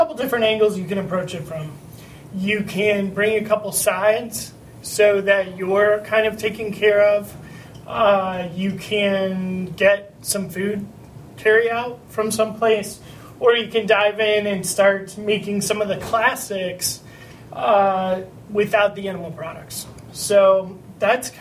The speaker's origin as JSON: {"language": "English", "town": "Cleveland", "region": "Ohio", "country": "United States", "said": "I'm from Cleveland"}